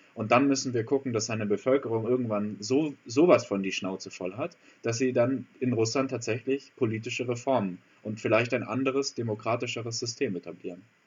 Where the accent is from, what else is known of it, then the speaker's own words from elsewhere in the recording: Germany; für uns als Deutsche